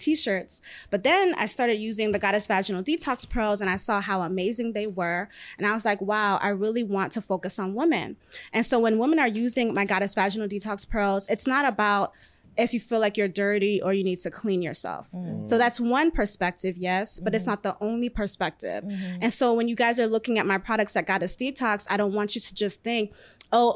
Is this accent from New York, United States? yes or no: no; Florida, United States; I grew up in Florida, parents are Jamaican.